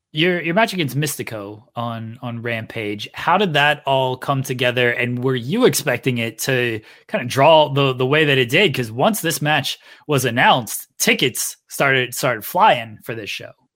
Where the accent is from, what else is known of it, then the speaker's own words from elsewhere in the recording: Akron, Ohio, United States; I'm from Ohio, from, from Akron, Cleveland area